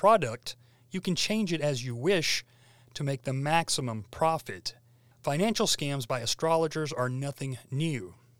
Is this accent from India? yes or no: yes; India; I grew up in India, where many people lived by the local flavor of astrology.